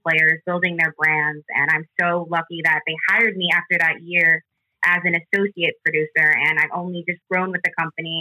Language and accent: English; San Jose, California, United States; moved away as an adult; I'm from San Jose, California